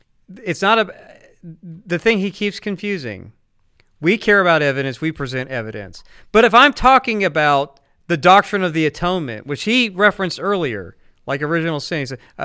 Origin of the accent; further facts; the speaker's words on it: the South, United States; I'm from the South.